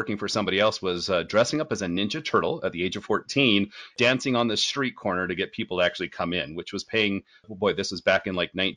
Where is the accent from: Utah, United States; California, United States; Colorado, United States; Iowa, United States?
Utah, United States; Born and raised in Utah. And have lived here most of my life.